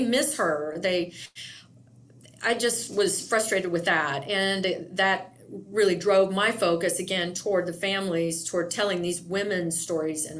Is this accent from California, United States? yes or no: no; Indiana, United States; now in Yakima, United States; not being from this area, I'm originally from Indiana